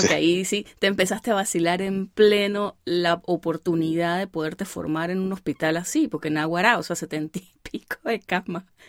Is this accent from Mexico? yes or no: no; El Vigía, Mérida, Venezuela; now in United States; yo soy del Vigía, eso también es caliente.